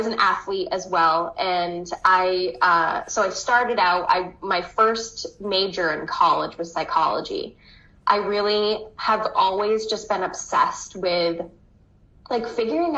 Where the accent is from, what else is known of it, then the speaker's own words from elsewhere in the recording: Southern Maine, United States; I'm from Southern Maine, and I still live here. This is where I've grown up